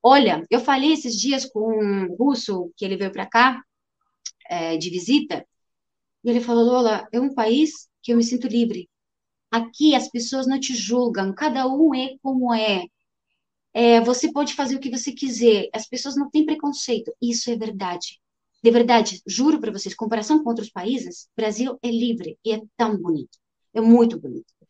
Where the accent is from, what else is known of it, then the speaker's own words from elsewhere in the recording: Ukraine; Portuguese is a second language; now in Brazil; eu sou ucraniana, eu sou ucraniana que tem etnia russa